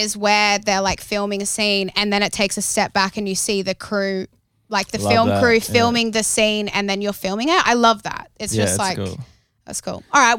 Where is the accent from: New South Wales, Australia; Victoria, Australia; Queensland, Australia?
Queensland, Australia; Sunshine Coast; I grew up on the Sunshine Coast in Queensland.